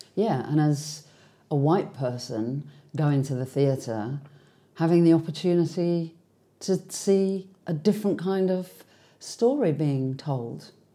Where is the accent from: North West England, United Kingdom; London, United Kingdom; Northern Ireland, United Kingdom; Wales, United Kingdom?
London, United Kingdom; being a Londoner, um, being somebody, and I often catch myself saying that I come from England